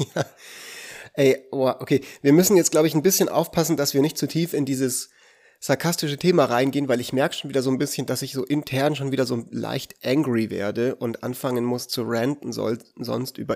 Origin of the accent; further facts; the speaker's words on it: Switzerland; Aber ich bin ja Schweizer